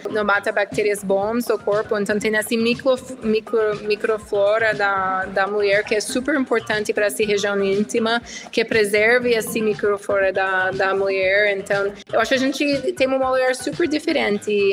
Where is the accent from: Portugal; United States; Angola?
United States; Portuguese is a second language; moved away as an adult; also born or lived in Switzerland; now in Brazil; eu sou americana sim, eh, eu tenho quase oito anos no Brasil